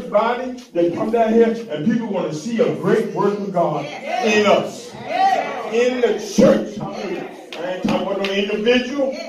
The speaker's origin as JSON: {"language": "English", "town": "Memphis", "region": "Tennessee", "country": "United States", "said": "I came from Memphis, and I thought I was, I was saved, and I did everything I was going"}